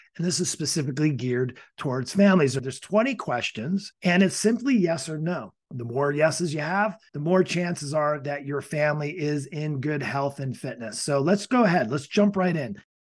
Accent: Ireland; I am Irish

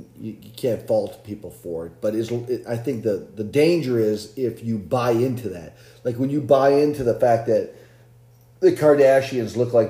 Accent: Wisconsin, United States; moved away; because I'm from Wisconsin

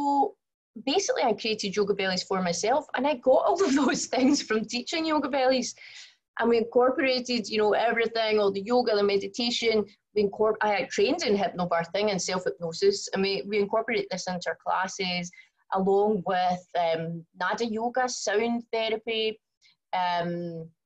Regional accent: Glasgow, Scotland, United Kingdom; accent: very strong accent; moved away as an adult; now in Singapore; I was born in Glasgow, as I'm sure you can also tell from my very strong accent.

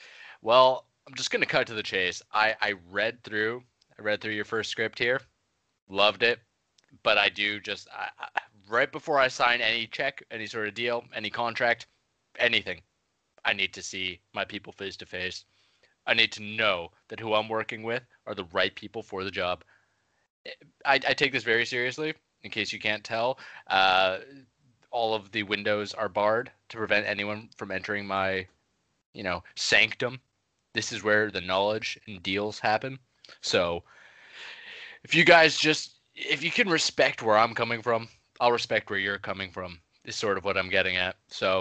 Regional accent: Canada; Though I was born and raised in Canada, as I'm sure you both know, you've done your research.

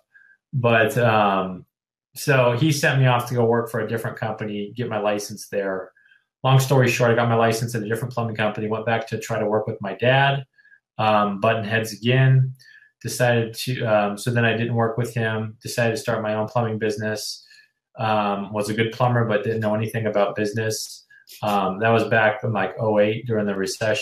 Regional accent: Denver, Colorado, United States; moved away as an adult; also born or lived in Seattle / San Francisco / Los Angeles; now in San Diego, United States; I'm originally from Denver, Colorado.

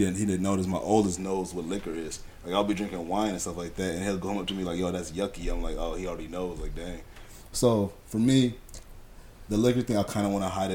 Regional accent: San Diego, California, United States; growing up in San Diego

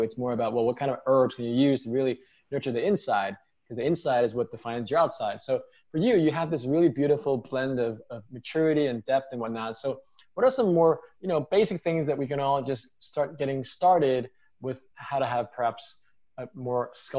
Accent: New York, United States; I'm born and raised in New York, I'm American, but I'm Chinese ethnically.

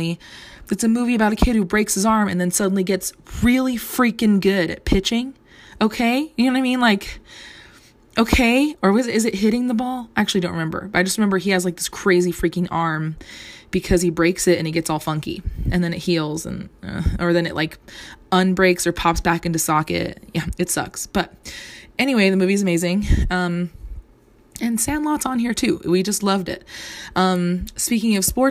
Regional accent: Southern California, United States; I grew up in Southern California

